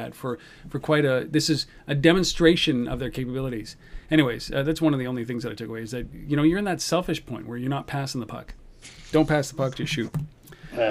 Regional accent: Canada; I'm Canadian

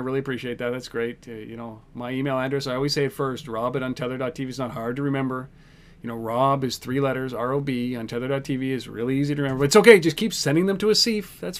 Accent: Nairobi, Kenya; born there; I was born in Nairobi, of all places. Nairobi, Kenya.

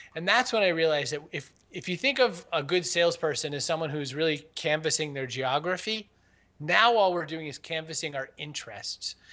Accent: Maine, United States; I was raised in Maine

